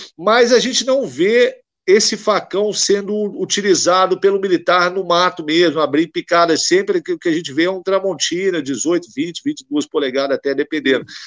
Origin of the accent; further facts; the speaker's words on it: Minas Gerais, Brazil; eu sou de Minas Gerais, eu não sou do Rio